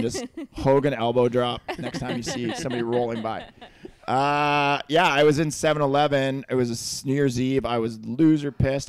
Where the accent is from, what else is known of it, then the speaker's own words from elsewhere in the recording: Cloverdale, British Columbia, Canada; Cloverdale, buddy.